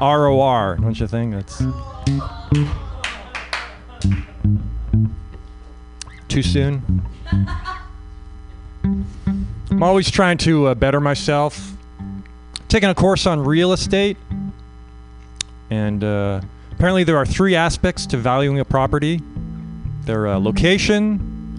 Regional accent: Canada; moved away as an adult; now in United States; I'm Canadian. I grew up in Canada

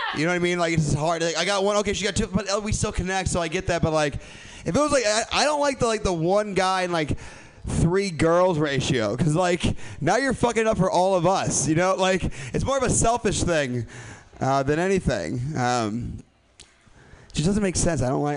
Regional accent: Midwest, United States; I'm from the Midwest

